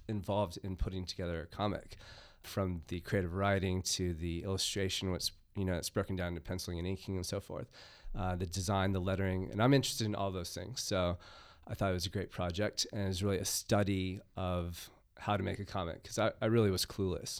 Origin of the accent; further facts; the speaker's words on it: United States; moved away; I am a foreigner, yes. I grew up in the United States